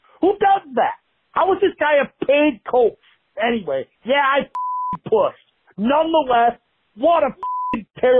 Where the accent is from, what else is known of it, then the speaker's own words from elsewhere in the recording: Biloxi, Mississippi, United States; I'm from Biloxi.